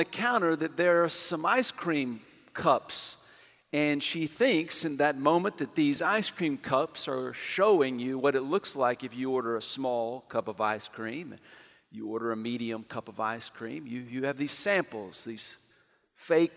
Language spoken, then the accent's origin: English; Amarillo, Texas, United States; moved away; my hometown, Amarillo